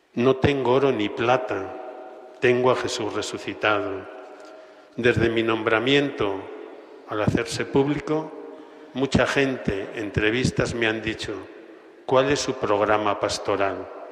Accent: Alcorisa, Aragon, Spain; moved away as an adult; also born or lived in Castellón; now in Pamplona, Spain; mi pueblo Alcoriza

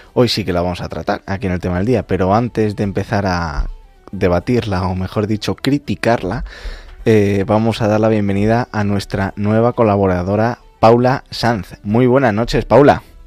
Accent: El Arenal, Castile and León, Spain; moved away as an adult; now in Madrid, Spain; el Arenal, mi pueblo

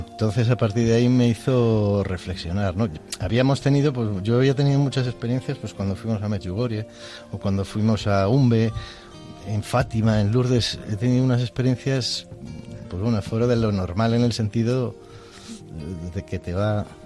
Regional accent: Madrid, Community of Madrid, Spain; now in Segovia, Spain; nacido en Madrid, pero vivo con mi mujer Elena en, Segovia

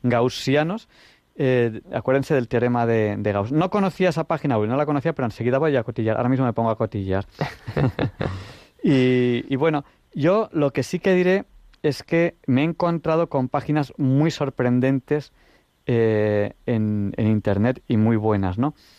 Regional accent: Catalonia, Spain; yo soy catalán

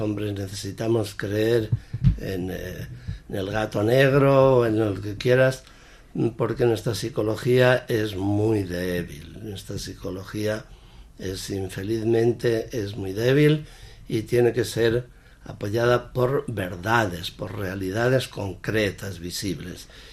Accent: Sanchidrián, Castile and León, Spain; párroco de mi pueblo, San Chidrián.

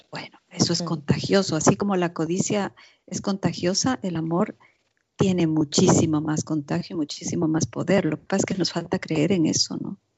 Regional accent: Ecuador; also born or lived in Zurich, Switzerland; now in Switzerland; en mi país, en Ecuador

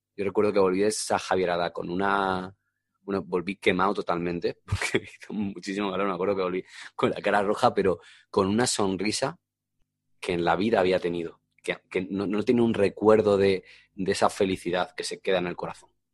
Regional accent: Alcorcón, Community of Madrid, Spain; also born or lived in Getafe; a veces digo más que soy de Alcorcón que soy de Getafe

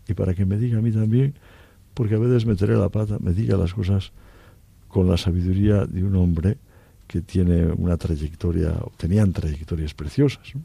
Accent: Cantabria, Spain; moved away as an adult; also born or lived in Oviedo / Orense

